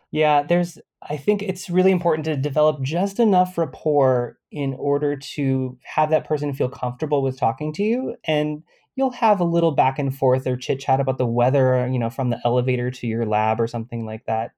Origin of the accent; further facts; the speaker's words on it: California, United States; I'm Californian